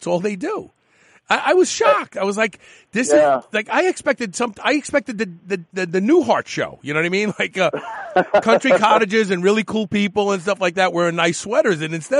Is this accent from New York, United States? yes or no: yes; New York City, New York, United States; growing up in Brooklyn, I was in a couple shootouts.